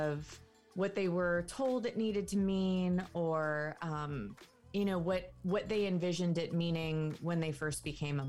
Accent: Los Angeles, California, United States; I'm from Los Angeles, California

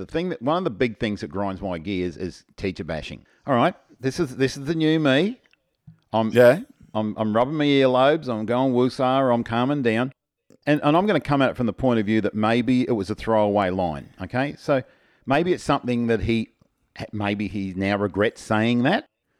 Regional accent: Australia; accent: Australian; She said that her son was struggling to understand me at times due to my heavy Australian accent.

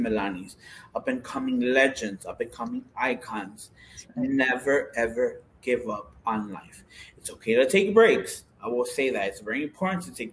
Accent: Chicago, Illinois, United States; I grew up in Huma Park, a lot of my friends were Puerto Rican

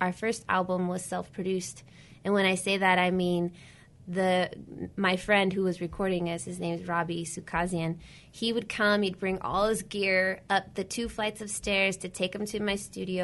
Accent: Whittier, California, United States; I definitely was born and raised in Whittier

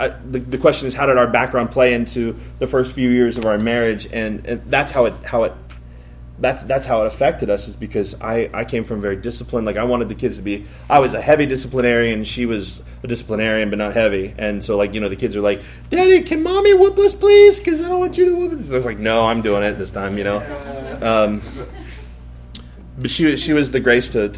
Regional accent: Columbus, United States; I grew up here in Columbus

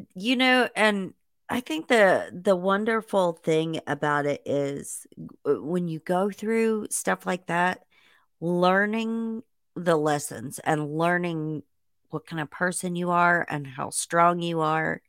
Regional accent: Indiana, United States; I grew up in Indiana

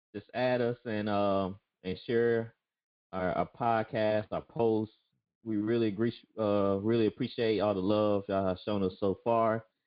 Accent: Jackson, United States; I grew up in Jackson

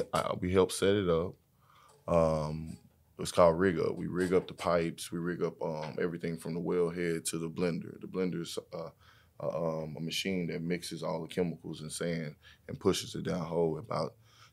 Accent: Fort Worth, Texas, United States; I'm from Fort Worth, Texas.

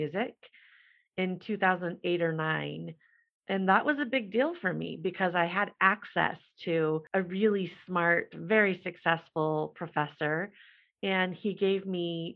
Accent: Midwest, United States; I had a very challenging life growing up in the Midwest in the mid-80s

